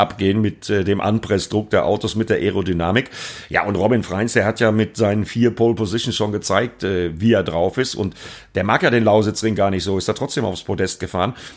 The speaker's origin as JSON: {"language": "German", "region": "Bremen", "country": "Germany", "said": "für mich als Bremer quasi mein Heimspiel"}